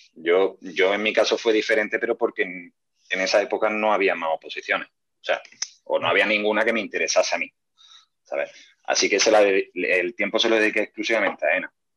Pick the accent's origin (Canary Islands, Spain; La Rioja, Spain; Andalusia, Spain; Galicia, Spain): Andalusia, Spain; Córdoba; Todos los que somos de aquí de Córdoba capital